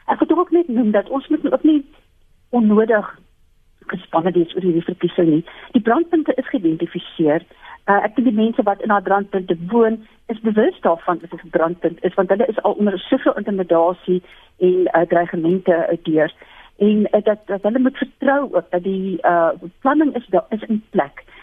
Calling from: Montana, Gauteng, South Africa; Ek is hier van Montana in Sinnewil

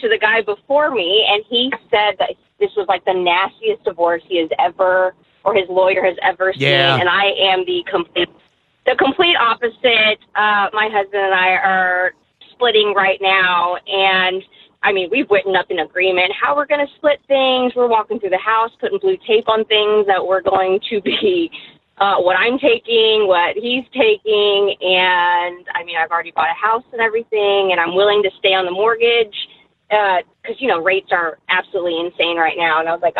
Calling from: Kansas City, United States; Kansas City.

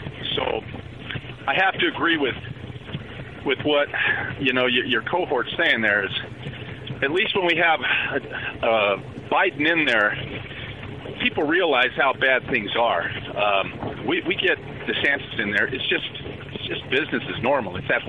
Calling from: Colorado, United States; I'm from Colorado.

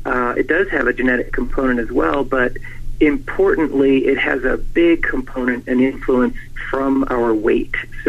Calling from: Reno, Nevada, United States; also born or lived in San Francisco; Reno, Nevada. I'm faculty here at the University of Nevada School of Medicine, and right here in Reno

